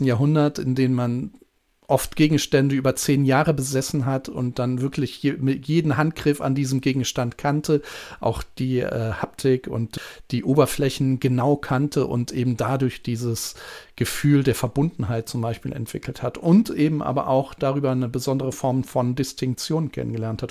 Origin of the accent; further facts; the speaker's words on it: Germany; bei uns in Deutschland